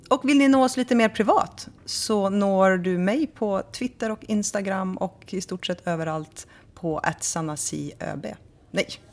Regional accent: Sweden; vi svenskar

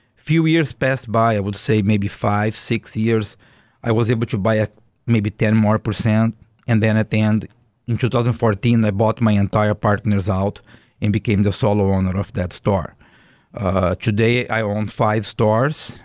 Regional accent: Brazil; English is a second language; moved away as an adult; also born or lived in Boston; now in United States; I am originally from Brazil

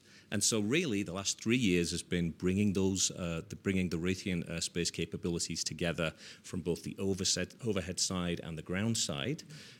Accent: Leeds, Yorkshire and the Humber, United Kingdom; So growing up in Leeds, which is in Yorkshire in England, I certainly did not envision that I would be running a $4 billion space and intelligence business.

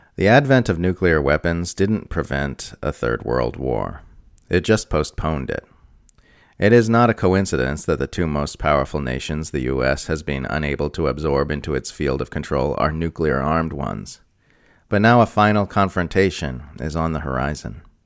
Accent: United States

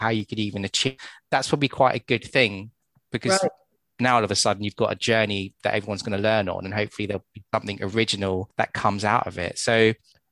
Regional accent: United Kingdom; As British people over in the UK

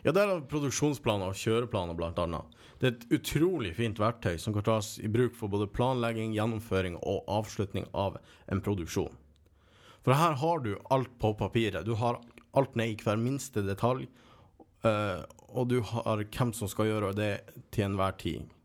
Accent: Kåfjord, Troms, Norway; moved away; jeg har vært en tur nordpå, hjemme i Kåfjord i Troms. Nord-Troms.

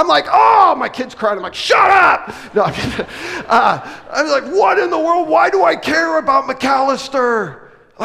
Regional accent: West Coast, United States; moved away; we're from the West Coast originally

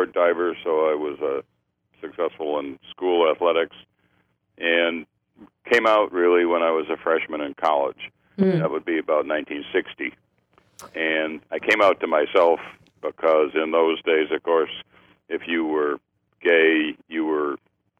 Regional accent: Chicago area, Illinois, United States; moved away; I was raised in Chicago, in the Chicago area, in the suburbs

